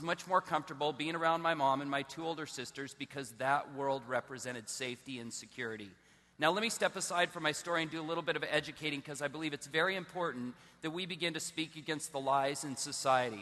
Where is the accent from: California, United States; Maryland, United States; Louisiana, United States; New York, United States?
California, United States; Southern; I was born in Southern California. I was raised in a Christian home